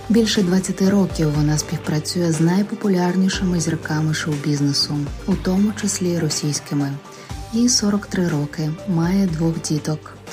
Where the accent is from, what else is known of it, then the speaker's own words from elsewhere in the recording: Ukraine; Ми з України.